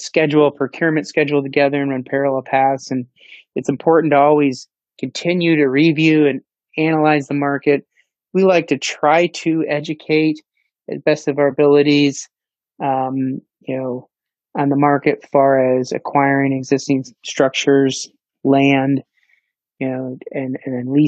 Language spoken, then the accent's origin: English; Iowa, United States; I'm born and raised in Iowa, educated in Iowa, graduated from the University of Northern Iowa and came to Central Iowa.